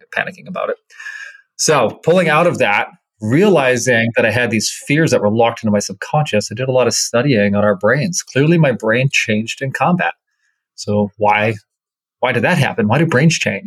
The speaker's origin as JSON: {"language": "English", "region": "Minnesota", "country": "United States", "tie": "born or raised there", "said": "I grew up in Minnesota"}